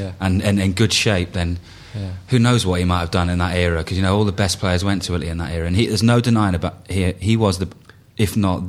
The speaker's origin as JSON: {"language": "English", "region": "England", "country": "United Kingdom", "said": "we're English as well."}